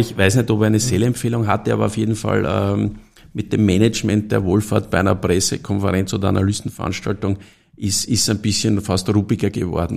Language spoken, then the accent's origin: German; Stockerau, Lower Austria, Austria; ich komme aus Stockerau